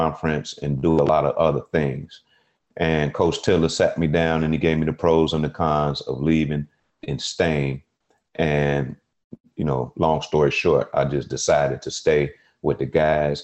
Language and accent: English; Chicago, Illinois, United States; my family, we're from Chicago